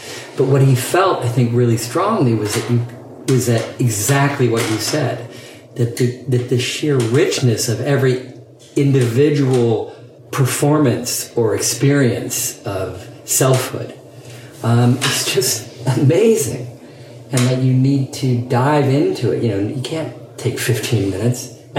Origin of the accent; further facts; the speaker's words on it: England, United Kingdom; as a gay man growing up in Alan Turing's England, where sexual activity was punishable by chemical castration, that was a plausible fear to have.